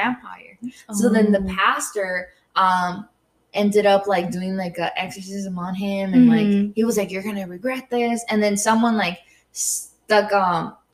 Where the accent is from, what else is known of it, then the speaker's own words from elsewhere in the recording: Guadalajara, Jalisco, Mexico; I'm from Guadalajara